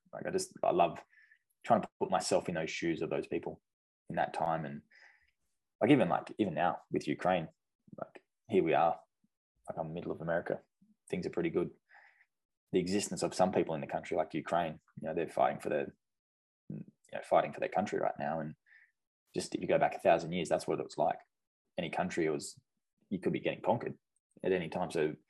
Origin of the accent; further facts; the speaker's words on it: Australia; just like what I grew up with in Australia.